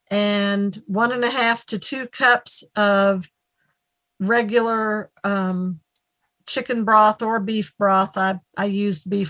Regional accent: Nashville, Tennessee, United States; I'm from Nashville, Tennessee

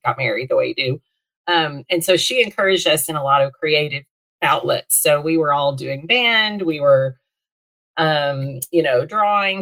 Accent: Little Rock, Arkansas, United States; also born or lived in Texas; I was born in Northwest Arkansas, where I live now, and lived in Little Rock for my first 13 years

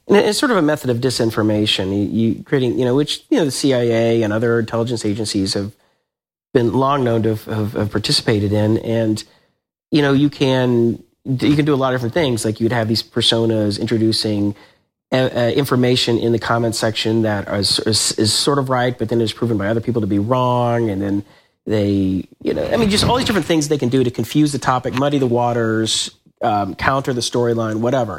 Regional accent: Atlanta, Georgia, United States; moved away as an adult; I grew up in Atlanta

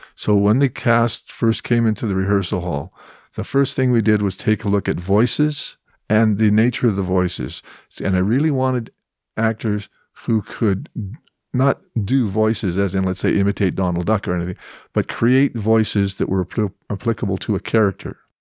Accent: Edmonton, Alberta, Canada; now in Calgary, Canada; I'm originally from Edmonton

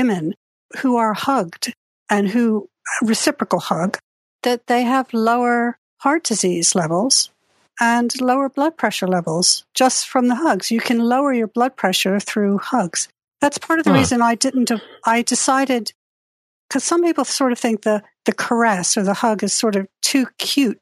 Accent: Delaware, United States; moved away as an adult; also born or lived in Britain / Japan; now in United Kingdom; I grew up in Delaware

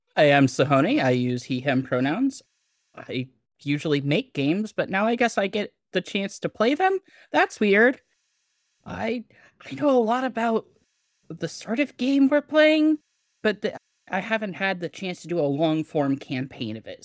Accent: Hawaii, United States; I was born in Hawaii

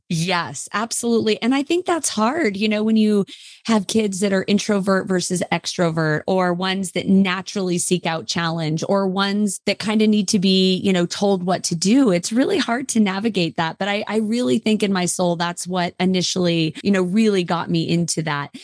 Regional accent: Lake Tahoe, California, United States; I grew up in Lake Tahoe, California, and my parents actually are from L

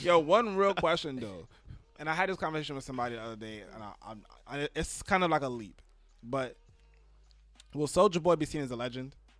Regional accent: New York City, New York, United States; I was born in New York City

